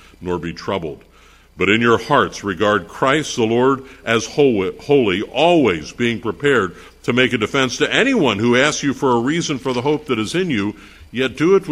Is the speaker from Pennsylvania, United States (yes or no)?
yes; Pennsylvania, United States; I'm from Pennsylvania